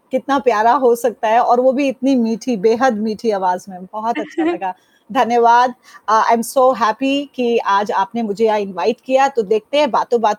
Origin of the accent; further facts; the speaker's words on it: Delhi, India; मैं दिल्ली वाली हूँ {S0} और ऐसा इसलिए कहती {S1} हूँ क्योंकि मेरा बचपन मेरा स्कूलिंग मेरा कॉलेज हर चीज दिल्ली में हुई